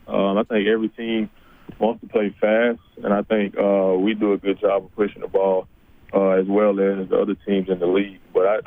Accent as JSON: {"language": "English", "town": "Goodwater", "region": "Alabama", "country": "United States", "tie": "born or raised there", "also_born_or_lived": "Kentucky / Niceville, Florida", "moved": "as an adult", "lives_now": "Edmonton, Canada", "said": "I grew up in Goodwater, Alabama, a small town, probably an hour south of Birmingham."}